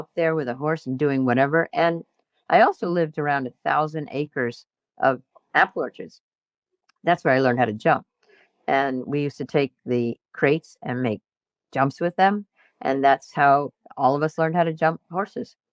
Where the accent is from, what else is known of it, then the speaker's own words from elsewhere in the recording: New England, United States; I grew up in New England